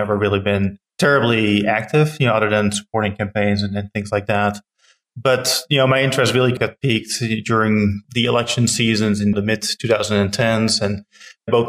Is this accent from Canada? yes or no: no; Netherlands; moved away as an adult; also born or lived in Cleveland, Ohio / Long Island, New York / Holly Springs, North Carolina; now in Apex, United States; I'm born and raised in the Netherlands. So I'm an immigrant